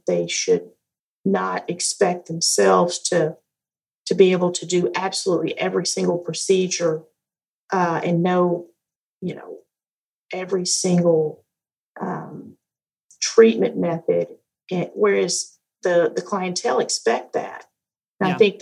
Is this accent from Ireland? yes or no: no; the South, Southern United States, United States; accent: Southern; I really try to turn my Southern accent on.